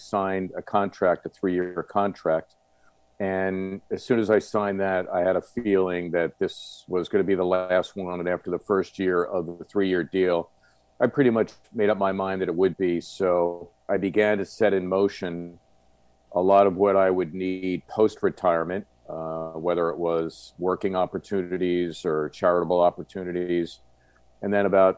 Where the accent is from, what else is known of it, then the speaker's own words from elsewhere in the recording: Philadelphia, Pennsylvania, United States; When I was a kid growing up in Northeast Philly